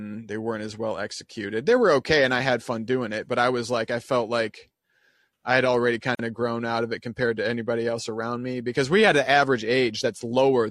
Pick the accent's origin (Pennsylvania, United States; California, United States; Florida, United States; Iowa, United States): Iowa, United States; Dubuque; my hometown